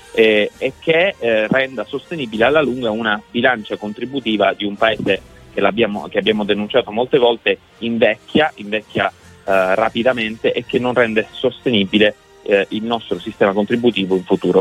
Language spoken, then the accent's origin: Italian; Sicily, Italy; Io faccio impresa, come ricordavi, in Sicilia, sono felice, non lascerò la mia terra